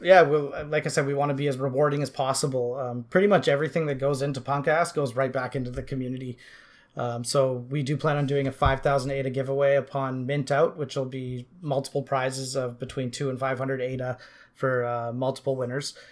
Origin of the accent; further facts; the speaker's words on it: Canada; also born or lived in Vancouver Island, British Columbia; I'm from Canada. I live on Vancouver Island, just outside of Victoria